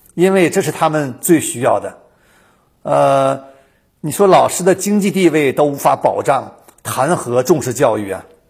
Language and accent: Chinese; China; now in United States; 我们中国人从初一过节过到十五啊